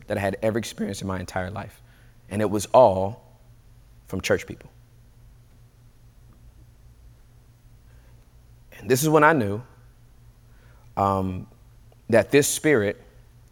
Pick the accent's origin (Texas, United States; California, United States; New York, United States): California, United States; Inglewood; moved away; also born or lived in the South; I was born and raised in Inglewood, California